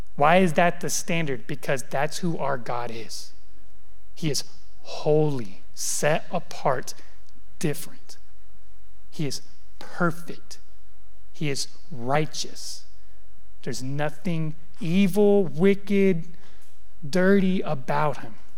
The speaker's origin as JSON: {"language": "English", "region": "California", "country": "United States", "tie": "born or raised there", "also_born_or_lived": "the South (US), 13 years", "moved": "yes", "lives_now": "US South", "said": "I grew up in California, and I grew up in a like very predominant Hispanic community"}